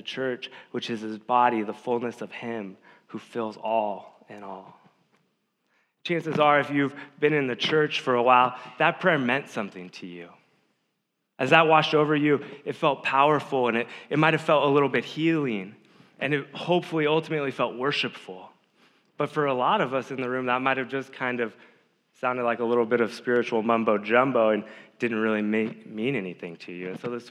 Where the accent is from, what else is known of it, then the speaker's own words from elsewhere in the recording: Davis, California, United States; growing up in Davis